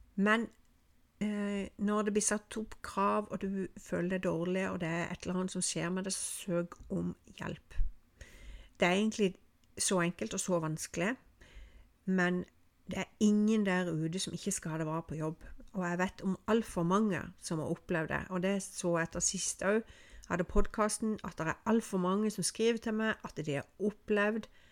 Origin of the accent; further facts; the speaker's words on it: Norway; snakker jeg med meg som nordmann